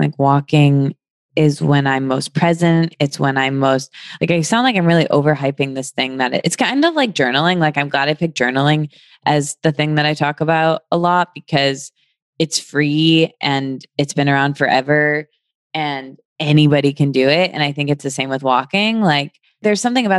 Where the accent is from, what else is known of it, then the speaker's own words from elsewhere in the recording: Michigan, United States; moved away; also born or lived in New York; I'm from Michigan, but I moved here from New York